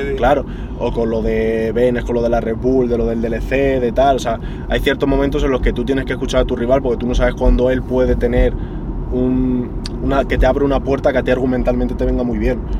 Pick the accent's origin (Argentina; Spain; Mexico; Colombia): Spain; Madrid, Community of Madrid; en mi ciudad, ya no es que sea en mi país, es que encima es en mi ciudad